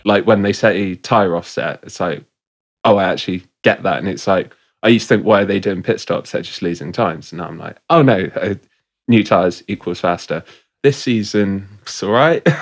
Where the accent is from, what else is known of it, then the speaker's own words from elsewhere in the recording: Bristol, South West England, United Kingdom; I'm from Bristol